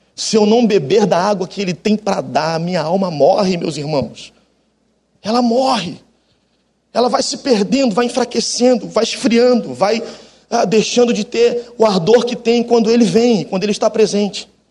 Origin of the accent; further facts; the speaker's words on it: Baixada Fluminense, Rio de Janeiro, Brazil; also born or lived in Jacarepaguá, Rio de Janeiro; now in Rio de Janeiro, Brazil; eu sou da Baixada Fluminense, depois eu vim morar com 16 anos aqui na, em Jacarepaguá, e depois fiquei o restante da vida aqui